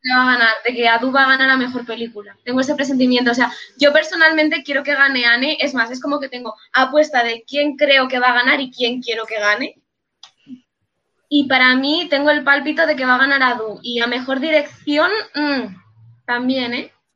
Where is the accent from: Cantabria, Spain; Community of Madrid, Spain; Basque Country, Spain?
Basque Country, Spain; es por mi tierra